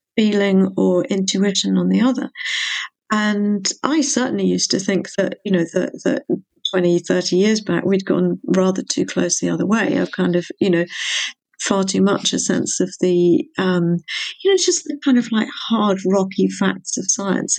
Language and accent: English; England, United Kingdom; moved away as an adult; now in Wales, United Kingdom; I'm mostly English, partly Welsh, and I've lived in Wales for decades.